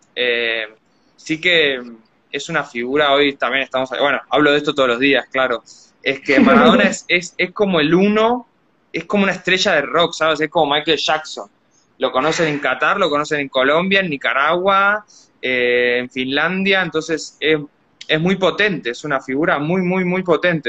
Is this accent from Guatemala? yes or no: no; Argentina; soy argentino, soy argentino